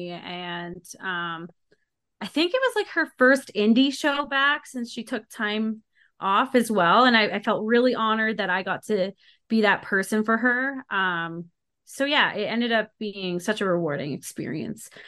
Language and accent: English; Calgary, Alberta, Canada; it's so funny because when they announced I was from Calgary, I heard the crowd go, "Oh!"